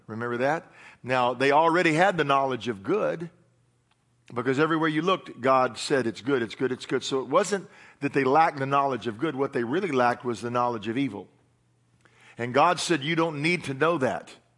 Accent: Tennessee, United States; I'm from Tennessee

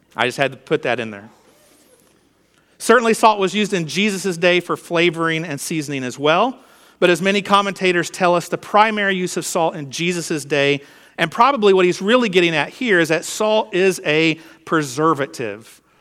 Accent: United States

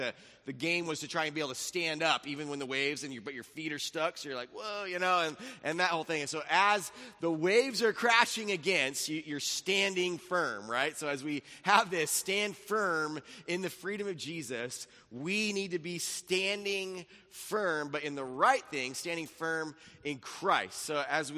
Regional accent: Laguna Beach, California, United States; we lived in this house in Laguna Beach. But I lived in Laguna Beach, and then we moved from Laguna Beach to Capo Beach

